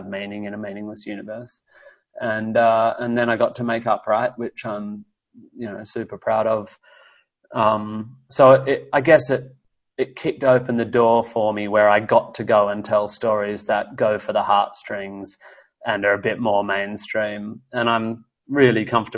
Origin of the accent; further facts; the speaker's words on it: Australia; also born or lived in United States; as an Australian. You know, I've lived in the States, obviously